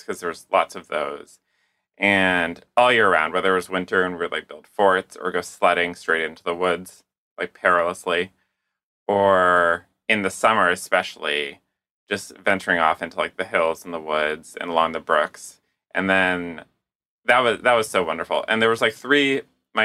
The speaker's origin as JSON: {"language": "English", "town": "Candia", "region": "New Hampshire", "country": "United States", "tie": "born or raised there", "said": "I grew up in southern New Hampshire in a town called Candia, which is a few minutes outside of Manchester"}